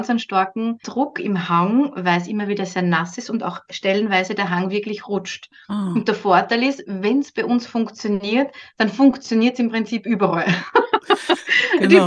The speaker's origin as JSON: {"language": "German", "region": "Upper Austria", "country": "Austria", "moved": "yes", "lives_now": "Switzerland", "said": "ich komme aus Oberösterreich, ziemlich in der Mitte von Österreich."}